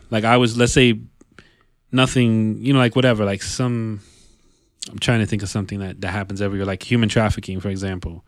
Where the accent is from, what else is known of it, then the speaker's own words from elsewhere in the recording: Yonkers, New York, United States; born and raised in, in New York C, in the New York City area, you know, 'cause all of us, we, we spend a lot of time in the city. Even though we're from Yonkers